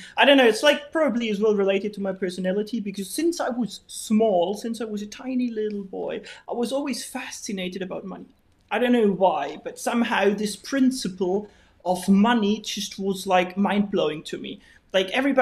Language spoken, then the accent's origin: English; Bavaria, Germany; English is a second language; moved away as an adult; now in Spain; I'm from Bavaria. So very, very far to the south of Bavaria, and it's a tiny, tiny, tiny little village that is very close to the Austrian border, actually.